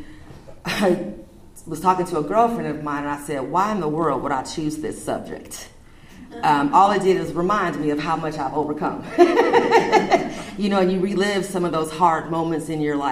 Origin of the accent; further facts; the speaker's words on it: Redondo Beach, California, United States; also born or lived in Omaha, Nebraska / Seattle, Washington; now in Wheeler, United States; I am originally from Southern California, grew up in Redondo Beach, graduated from high school in Manhattan Beach.